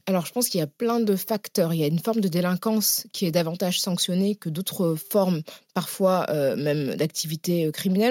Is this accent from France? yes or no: yes; Paris, Île-de-France, France; also born or lived in La Courneuve; je suis née euh, à Paris euh, de parents qui venaient du Sénégal, donc qui ont immigré dans les années 70. Hmm. J'ai grandi dans des quartiers populaires, donc dans l'Est parisien et puis à la Courneuve